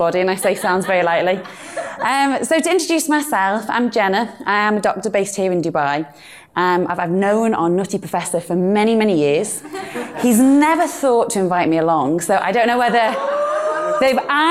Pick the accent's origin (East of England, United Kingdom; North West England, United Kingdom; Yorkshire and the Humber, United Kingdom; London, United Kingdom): North West England, United Kingdom; Birkenhead; accent: British Northern; this is my hometown. This is beautiful, glorious Birkenhead